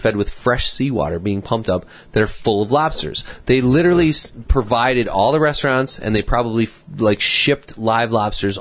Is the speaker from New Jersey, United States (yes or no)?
no; Wisconsin, United States; we're from Wisconsin, and we're up here just visiting.